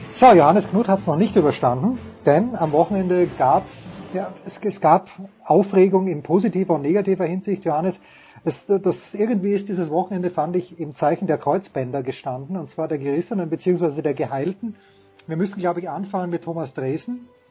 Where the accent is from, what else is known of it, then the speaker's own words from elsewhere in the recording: Austria; Für mich als Österreicher